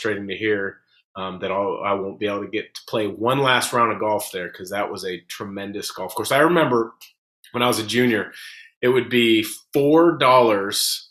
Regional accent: Portland, Oregon, United States; I grew up in the Portland area.

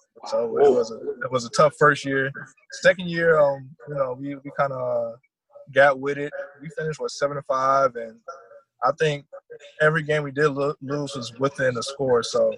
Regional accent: Columbia, South Carolina, United States; also born or lived in Germany / New York / Kansas / Georgia; So I'm a military kid, so I was born over in Germany. Moved around a lot, so I live in New York, Kansas, South Carolina, Georgia. I think those are all the places we moved to.

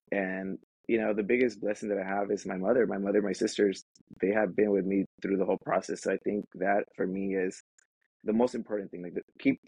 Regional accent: Los Angeles, California, United States; I was raised in Watts by a single parent.

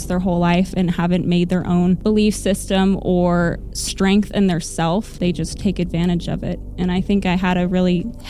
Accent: Springfield, Missouri, United States; you guys were coming to my hometown, and I was like, what? Me? My hometown?

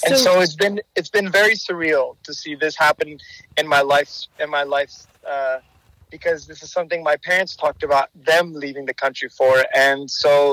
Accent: United States; I am the first generation to be born here in America, along with my siblings.

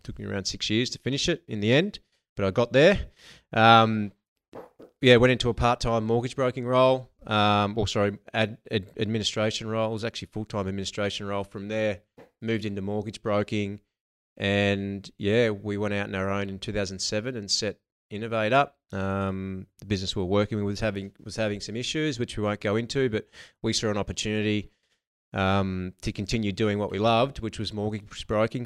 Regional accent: Narrandera, New South Wales, Australia; moved away as an adult; now in Melbourne, Australia; grew up in a, um, in a small country town called Narandra

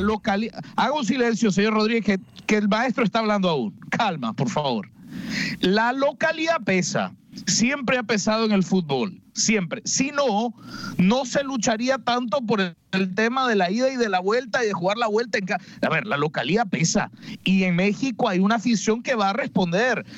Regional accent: Nicaragua; Mi nacionalidad, orgullosamente nicaragüense

